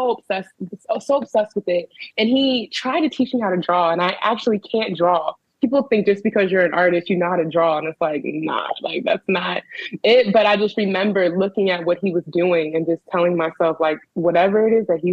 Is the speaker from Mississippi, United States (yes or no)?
no; Prince George's County, Maryland, United States; moved away as an adult; also born or lived in Los Angeles, California; now in Baltimore, United States; I am from Prince George's County, Maryland. PG County, baby